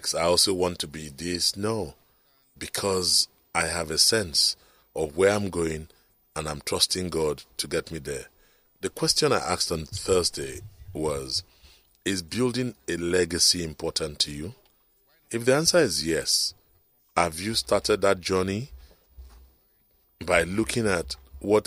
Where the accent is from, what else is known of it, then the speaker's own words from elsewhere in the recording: Lagos, Nigeria; I was born in Lagos, Island Maternity here